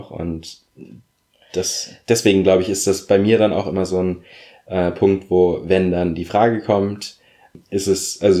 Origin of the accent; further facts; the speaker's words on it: Berlin, Germany; Also sie ist ein Wessi, ich bin Wessi. Und ja, ich habe mich natürlich dadurch gerade in meiner Kindheit größtenteils als Berliner gefühlt